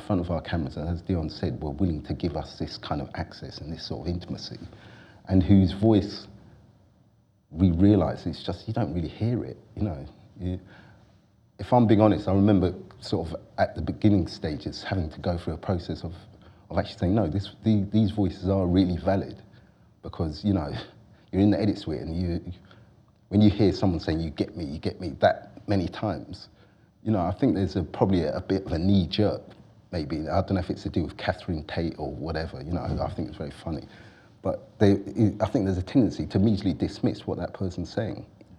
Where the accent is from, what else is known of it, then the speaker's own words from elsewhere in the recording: London, United Kingdom; as a Londoner, who saw large parts of my city in flames the year before